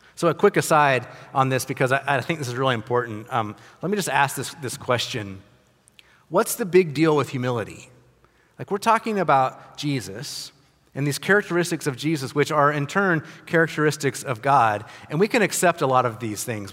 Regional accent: United States; I'm an American. I'm a privileged American

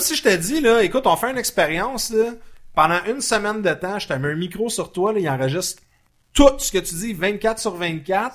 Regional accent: Laval, Quebec, Canada; je viens de Laval

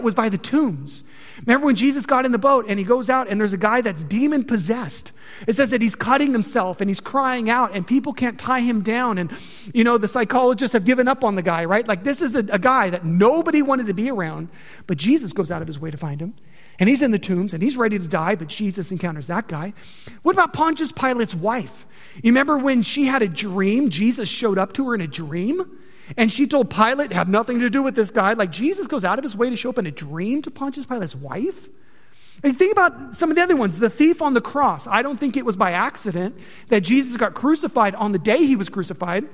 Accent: just outside of Los Angeles, Southern California, United States; moved away as an adult; now in Montgomery, United States; I'm from California, right? Like, so I'm from the land of fruits and nuts. And it's true. And so I'm Southern California, just outside of LA.

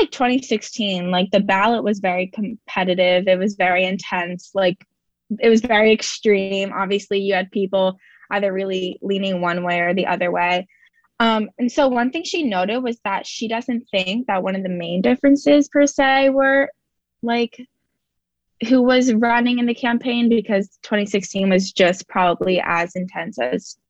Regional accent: New Jersey, United States; moved away as an adult; now in Wisconsin, United States; I'm from New Jersey

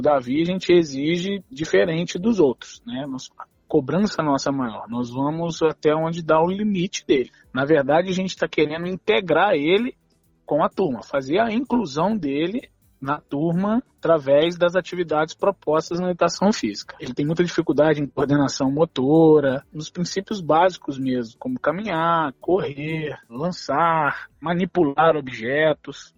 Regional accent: Além Paraíba, Minas Gerais, Brazil; Sou da cidade de Além Paraíba

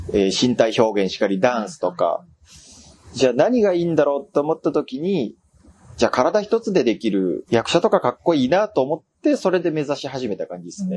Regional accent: Osaka, Japan; moved away as an adult; now in Tokyo, Japan; 大学が東京なんですよ。地元大阪で。

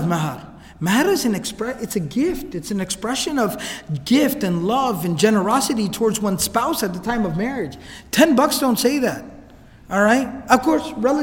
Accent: Dallas, Texas, United States; I was born and raised here in Dallas.

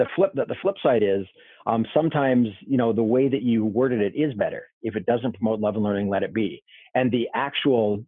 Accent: Canada; born or raised there; moved away

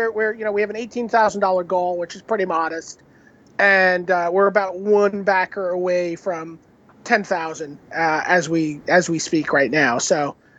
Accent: New York City, New York, United States; He and I grew up in Brooklyn

